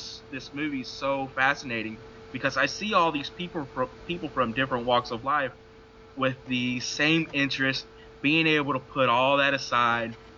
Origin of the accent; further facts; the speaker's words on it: Delta, Louisiana-Arkansas border, United States; here I am in West Arkansas, and I grew up around the Louisiana-Arkansas border in the Delta lands